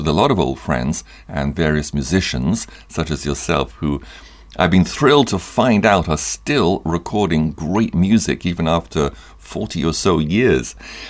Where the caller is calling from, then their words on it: Parakou, Borgou, Benin; I'm speaking from Parakou. That's in Benin, in West Africa, which is quite a remote place.